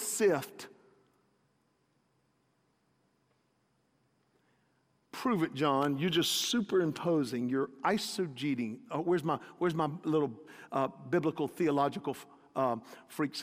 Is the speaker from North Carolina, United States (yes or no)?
yes; North Carolina, United States; I grew up in North Carolina